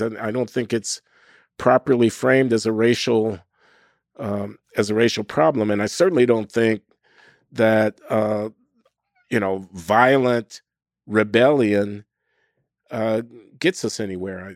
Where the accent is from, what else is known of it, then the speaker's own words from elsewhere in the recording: Chicago, Illinois, United States; moved away as an adult; I grew up in Chicago in the nineteen fifties and the nineteen sixties